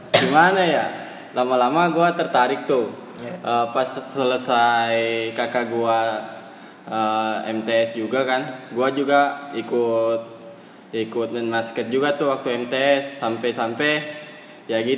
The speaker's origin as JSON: {"language": "Indonesian", "town": "Kendari", "region": "Southeast Sulawesi", "country": "Indonesia", "said": "gue orang Kendari"}